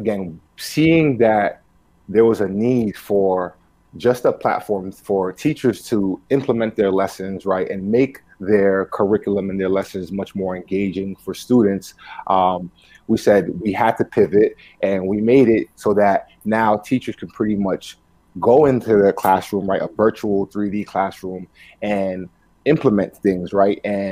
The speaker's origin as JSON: {"language": "English", "town": "New York City", "region": "New York", "country": "United States", "tie": "born or raised there", "first_language": "Spanish", "second_language": "English", "said": "growing up in New York City, as the son of two immigrants, right? Spanish was like my primary language spoken at home."}